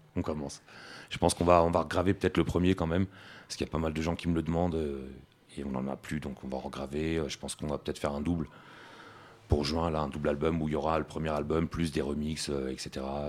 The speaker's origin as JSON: {"language": "French", "country": "France", "said": "nous on est français, on a des papiers français"}